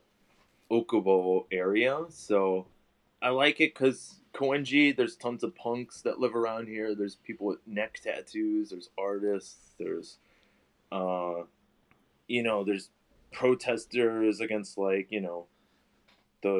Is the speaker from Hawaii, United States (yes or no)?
no; Chicago, Illinois, United States; moved away as an adult; now in Japan; growing up in Chicago